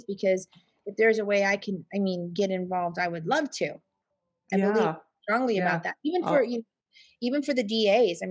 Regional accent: California, United States; moved away as an adult; also born or lived in Arizona / Texas; I'm from California, and I'm used to working in California as a dental assistant

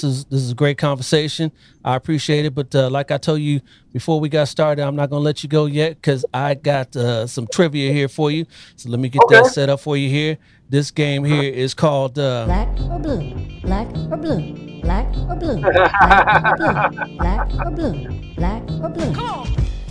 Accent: Columbus, Ohio, United States; moved away; I'm originally from Columbus, Ohio

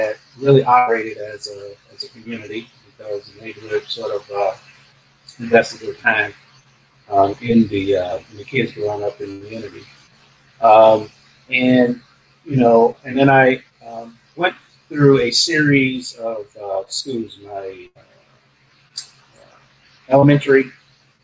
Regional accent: Miami, Florida, United States; I had a very good, let's say, childhood growing up in Miami

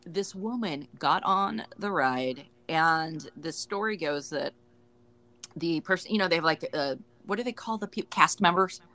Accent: Orange County, California, United States; I grew up in Orange County

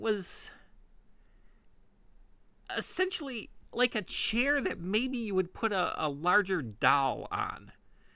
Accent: Midwest, United States; accent: Midwestern; my Midwestern accent

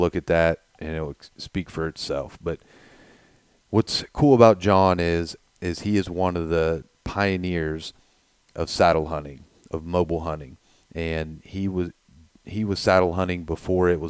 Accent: Ohio, United States; we're from Ohio

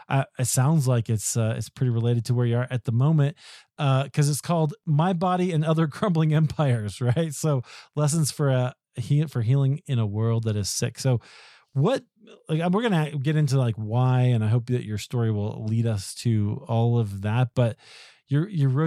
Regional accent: Iowa, United States; I'm from Iowa

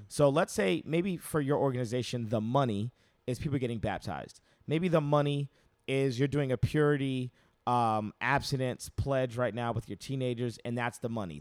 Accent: United States; I'm very American

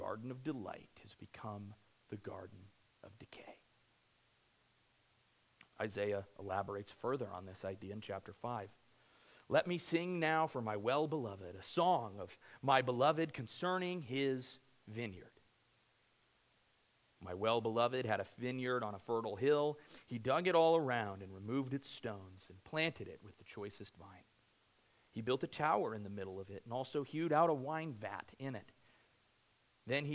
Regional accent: Cortez, Colorado, United States; I grew up near Cortez, Colorado

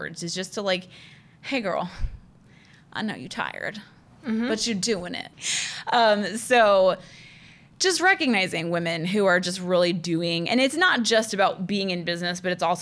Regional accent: Orlando, Florida, United States; I grew up in Orlando

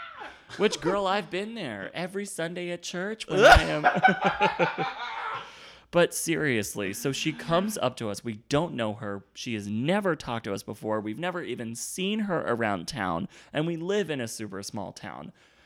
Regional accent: Virginia, United States; I'm from Virginia and gay people aren't welcome there. And I grew up in this town when it wasn't accepting.

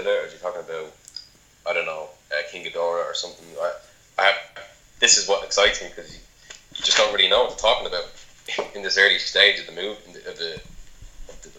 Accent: Ireland; I'm Irish.

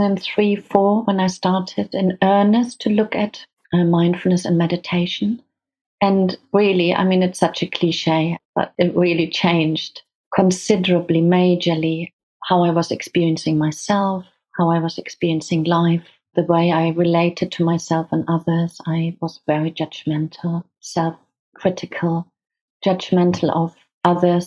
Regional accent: Hamburg, Germany; now in United Kingdom; I grew up in Germany. I'm German.

